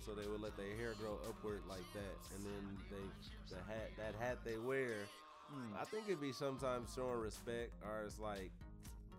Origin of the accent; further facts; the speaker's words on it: California, United States; most of my friends is multicultural because I'm a Californian bubble.